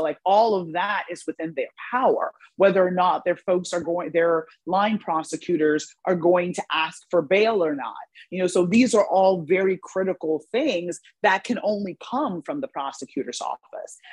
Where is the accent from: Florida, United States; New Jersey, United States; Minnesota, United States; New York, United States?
New York, United States; when I was growing up in New York